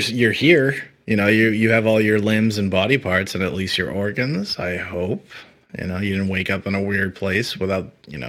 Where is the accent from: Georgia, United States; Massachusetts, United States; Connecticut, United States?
Massachusetts, United States; Stoughton; now in Florida, United States; Yeah, that's where I'm from. It's where I was born and raised. And that's what I'm proud of. And if you don't know, Stoughton's about 10 to 15 minutes outside of Boston.